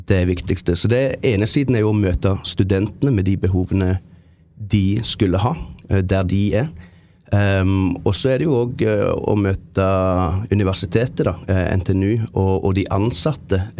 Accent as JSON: {"language": "Norwegian", "town": "Jæren", "region": "Rogaland", "country": "Norway", "also_born_or_lived": "Japan", "said": "Eh, men jeg er prestesønn fra Jæren. Misjonærbarn. Bodde i Japan i syv år. Um, bodde på Jæren, som er relativt, relativt konservativt"}